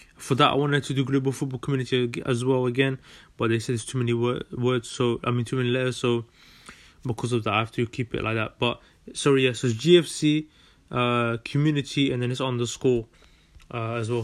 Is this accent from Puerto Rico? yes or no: no; London, United Kingdom; also born or lived in Netherlands; I was born in Holland and uh, in 1999, 30th of May 1999, and moved to London in 2007. And yeah, I've been living here since.